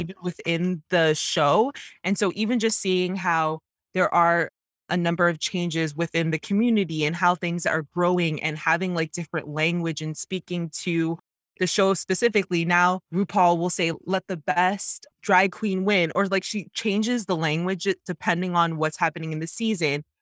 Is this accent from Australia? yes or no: no; Canada; growing up as a Jamaican Canadian woman